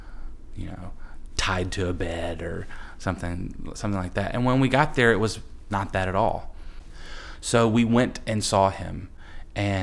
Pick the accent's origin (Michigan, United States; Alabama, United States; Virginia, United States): Alabama, United States; Huntsville; I'm originally from Huntsville, Alabama, and we had a farm outside the city